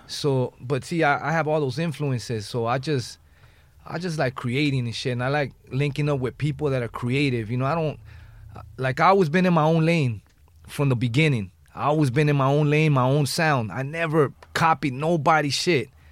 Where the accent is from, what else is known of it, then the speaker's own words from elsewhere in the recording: Los Angeles, California, United States; I'm from the West Side